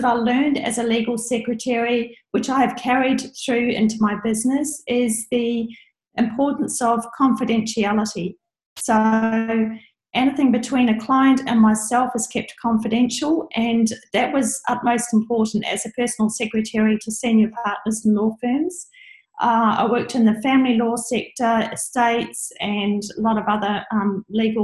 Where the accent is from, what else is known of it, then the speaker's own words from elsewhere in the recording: New Zealand; now in Brisbane, Australia; I'm from New Zealand.